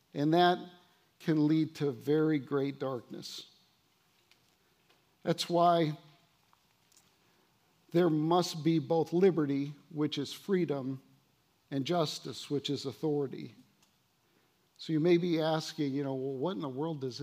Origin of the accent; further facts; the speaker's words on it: United States; our American culture